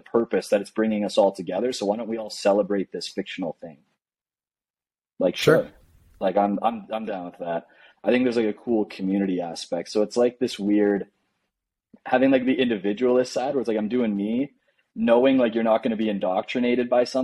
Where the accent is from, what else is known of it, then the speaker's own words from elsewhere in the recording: Canada; moved away as an adult; now in Medellin, Colombia; coming from Canada